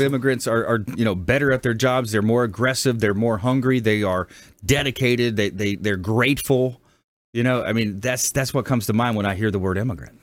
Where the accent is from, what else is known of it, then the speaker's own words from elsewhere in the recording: LaBelle, Florida, United States; I'm from South Florida, a small town east of Fort Myers called LaBelle.